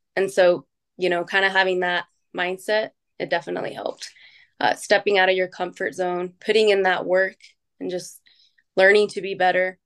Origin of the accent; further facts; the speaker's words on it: Utah, United States; I was born and raised in Utah